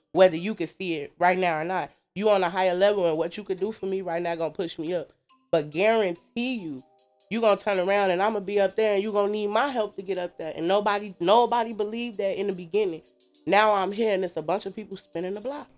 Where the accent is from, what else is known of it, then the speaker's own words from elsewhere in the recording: Maywood, Illinois, United States; also born or lived in Chicago, Illinois / Hammond, Indiana; I'm from Maywood. Mm-hmm. I grew up in a very strict home